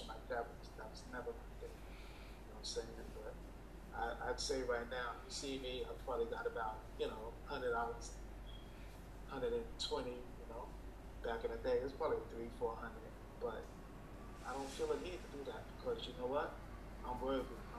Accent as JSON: {"language": "English", "town": "New York City", "region": "New York", "country": "United States", "said": "I'm a black man from Brooklyn"}